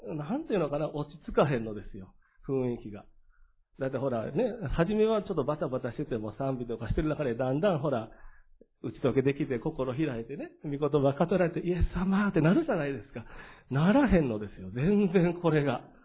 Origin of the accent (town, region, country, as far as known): Nishinomiya, Hyogo, Japan; born or raised there; accent: Kansai; also born or lived in Osaka